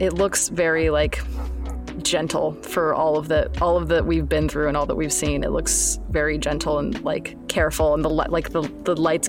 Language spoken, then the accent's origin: English; Washington, United States; I'm originally from Washington.